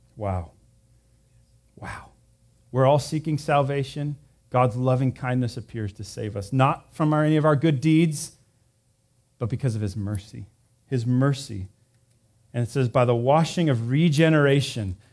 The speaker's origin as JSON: {"language": "English", "town": "Visalia", "region": "California", "country": "United States", "tie": "born or raised there", "moved": "yes", "said": "I grew up there."}